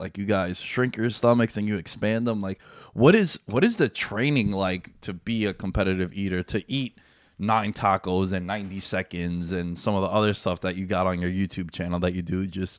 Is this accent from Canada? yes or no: no; New York City, New York, United States; also born or lived in Glen Cove, New York; I'm in Glen Cove, but I grew up in. Yeah, I grew up in Queens my whole life